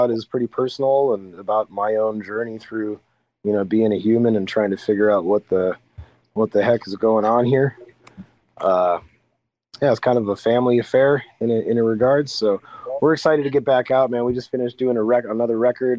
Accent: near Peoria, Illinois, United States; I'm from the Midwest. I'm from not too far from Peoria, Illinois

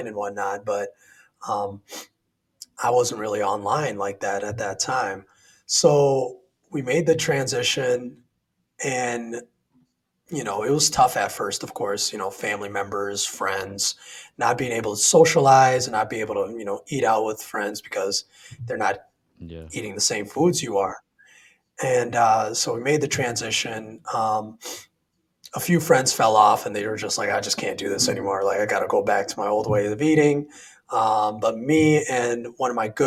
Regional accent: Sioux Falls, South Dakota, United States; I grew up in South Dakota, a small city by the name of Sioux Falls.

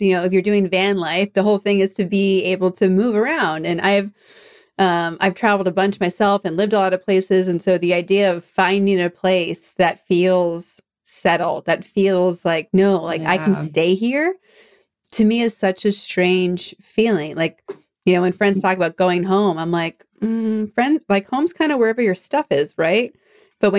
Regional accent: East Coast, United States; also born or lived in Europe; now in Orange County, United States; I'm from the East Coast originally

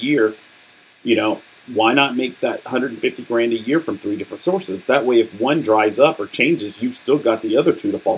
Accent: United States; I'm speaking as an American

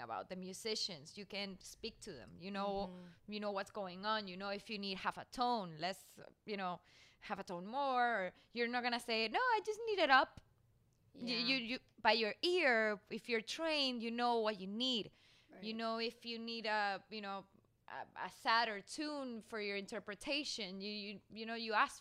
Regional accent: Spain; moved away; also born or lived in Mexico; I come from Spain

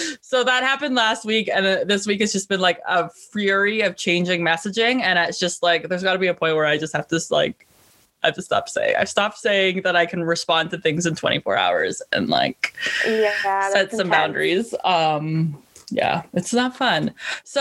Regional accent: Canada; I'm a Canadian

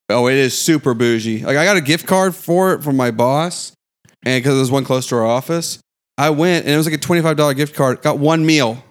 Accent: the South, United States; as a Southerner

